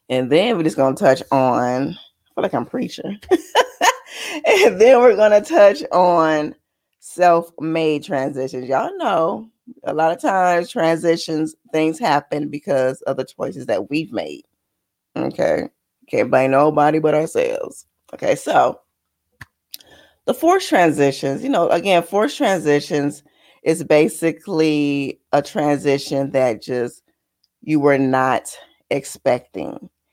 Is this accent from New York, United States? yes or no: no; Michigan, United States; because I'm from Michigan